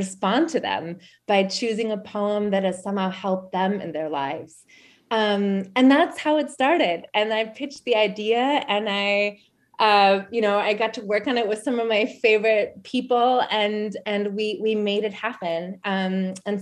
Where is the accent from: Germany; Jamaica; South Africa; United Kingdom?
Germany; moved away; also born or lived in San Francisco / Oakland / Berkeley / Albany; So I'm originally from East Germany. So I was born like a year before the wall fell down